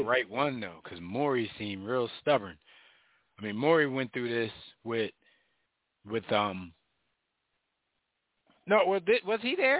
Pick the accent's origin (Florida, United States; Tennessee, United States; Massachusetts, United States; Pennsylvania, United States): Pennsylvania, United States; Philadelphia; we're from Philly.